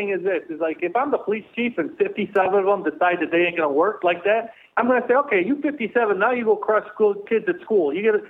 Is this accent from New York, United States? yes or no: yes; Rochester, New York, United States; now in Florida, United States; I'm a New Yorker.